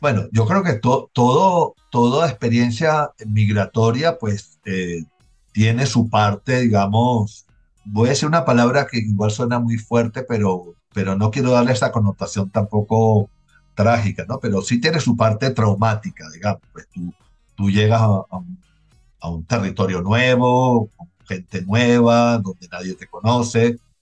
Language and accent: Spanish; Venezuela; now in Colombia; yo no puedo decir que, que yo salí de Venezuela pues por una situación económica eh, gravísima